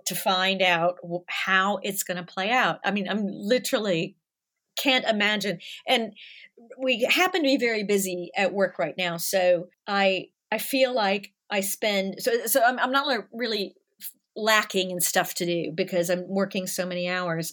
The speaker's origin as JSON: {"language": "English", "town": "Nashville", "region": "Tennessee", "country": "United States", "tie": "born or raised there", "also_born_or_lived": "Los Angeles", "moved": "as an adult", "lives_now": "London, United Kingdom", "said": "I grew up in the South"}